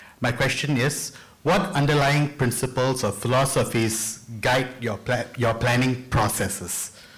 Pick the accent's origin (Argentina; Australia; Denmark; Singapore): Singapore; So are many Singaporeans, including me, right?